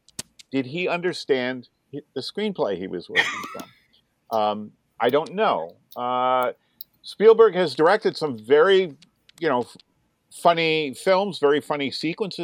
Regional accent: Vermont, United States; moved away as an adult; also born or lived in New Jersey; I was a 24-year-old who had just moved back to Vermont, my home state, after over 3 years in New Jersey

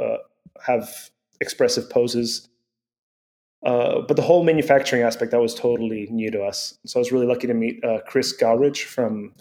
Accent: Venezuela; moved away; I grew up in Venezuela

